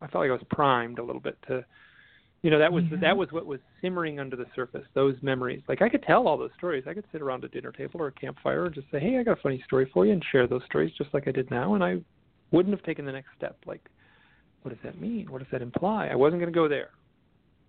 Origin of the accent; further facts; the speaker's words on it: Midwest, United States; I'm from the Midwest.